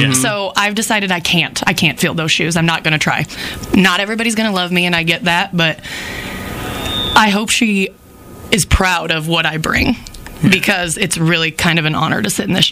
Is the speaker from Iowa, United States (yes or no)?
yes; Earlham, Iowa, United States; I'm from Earlham